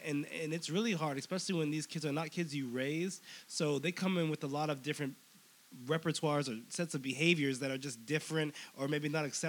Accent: San Mateo, California, United States; moved away as an adult; also born or lived in Stockton, California; now in Los Angeles, United States; San Mateo, California. It's a very small town that is a super suburb.

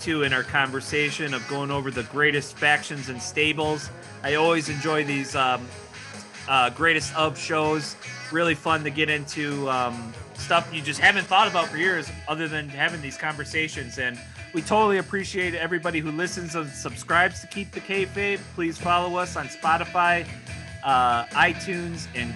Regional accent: Milwaukee, Wisconsin, United States; I'm from Milwaukee

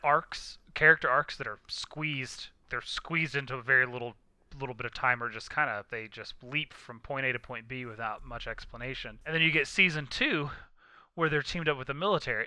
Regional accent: United States; I'm being from America

